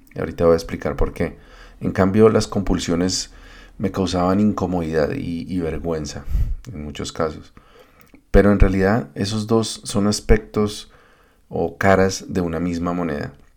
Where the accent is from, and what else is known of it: Colombia